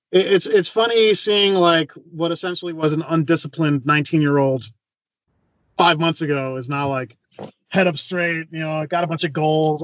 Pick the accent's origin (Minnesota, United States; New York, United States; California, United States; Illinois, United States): Illinois, United States; Chicago; I got the Chicago flag because obviously I was born in Chicago.